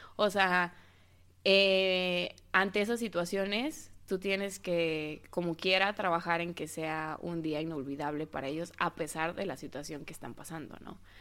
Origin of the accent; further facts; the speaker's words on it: Mexico City, Mexico; accent: chilango; mi acento chilango